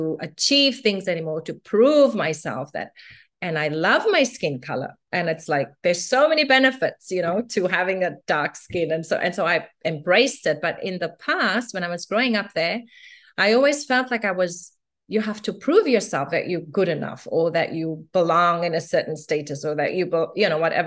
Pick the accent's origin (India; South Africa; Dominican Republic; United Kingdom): South Africa; Cape Town, Western Cape; I was born and raised in South Africa in Cape Town in the 70s.